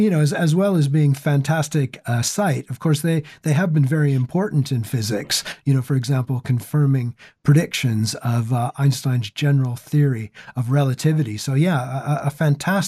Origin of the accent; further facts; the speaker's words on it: Canada; moved away; also born or lived in Great Lakes, North America; this was back in the 70s when I was a boy growing up in Canada